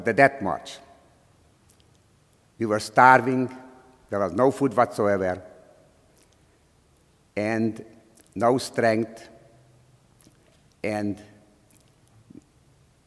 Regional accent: Slovakia; English is a second language; moved away as an adult; now in United States; I was born in Czechoslovakia, in a small town near the Hungarian border. So we were speaking Czech or Slovak, Slovakia now, and also we were speaking Hungarian.

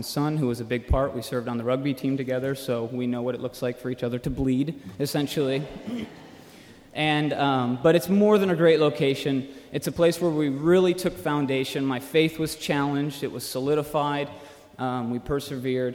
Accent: Minneapolis, Minnesota, United States; moved away as an adult; also born or lived in Chicago, Illinois; I'm from the Midwest, originally in Chicago, and then went to high school in Minneapolis

